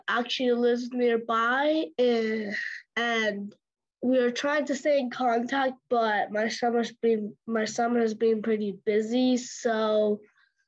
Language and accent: English; Castor, Alberta, Canada; I am 12, and I'm from Castor, Alberta